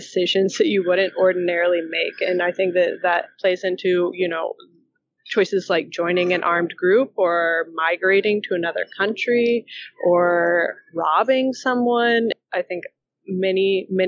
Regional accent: the South, United States; I grew up in the South

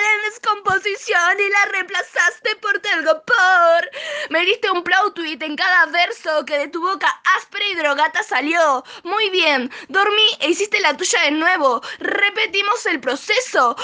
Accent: Zona Norte, Buenos Aires Province, Argentina; soy de Zona Norte, Buenos Aires

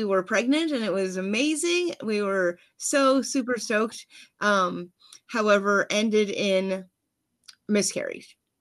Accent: Freeport, Pennsylvania, United States; I am outside of Pittsburgh by a good bit, which is Freeport, Pennsylvania

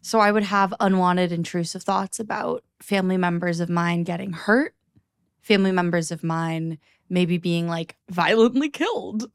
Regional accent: Niagara, Ontario, Canada; also born or lived in Toronto; I moved to Toronto right after high school. I was, 'cause I grew up in Niagara

